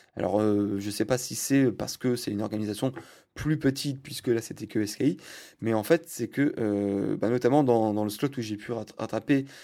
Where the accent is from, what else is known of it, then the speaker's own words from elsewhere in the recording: France; je suis français